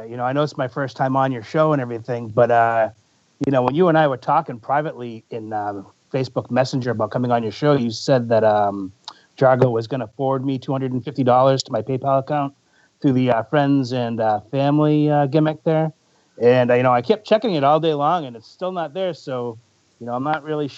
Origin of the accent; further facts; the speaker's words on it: Boston, Massachusetts, United States; moved away; I'm from the Boston area originally